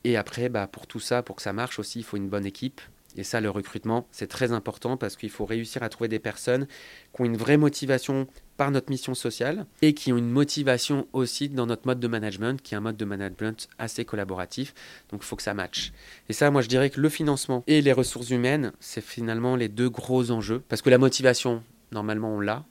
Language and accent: French; Lyon, Auvergne-Rhône-Alpes, France; nous, on est lyonnais. Donc, on a commencé à Lyon